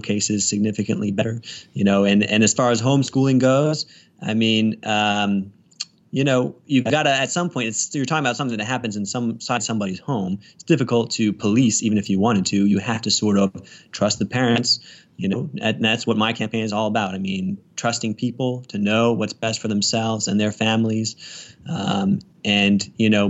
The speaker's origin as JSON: {"language": "English", "region": "Northern Virginia", "country": "United States", "moved": "as an adult", "lives_now": "Richmond, United States", "said": "I'm from Northern Virginia. I just moved down to the Richmond area about a year and a half ago"}